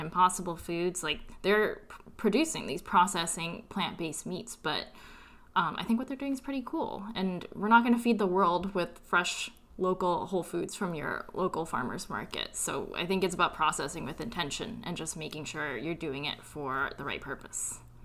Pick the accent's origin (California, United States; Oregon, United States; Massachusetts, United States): California, United States; moved away as an adult; also born or lived in New York; I'm originally from California, and I moved to New York for grad school